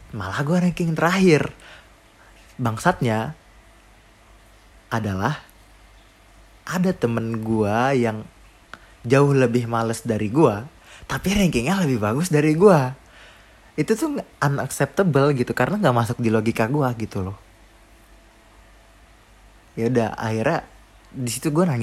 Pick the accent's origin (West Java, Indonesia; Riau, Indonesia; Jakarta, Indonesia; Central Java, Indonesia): West Java, Indonesia; Depok; kayaknya gue nggak tahu deh gue aslinya Depok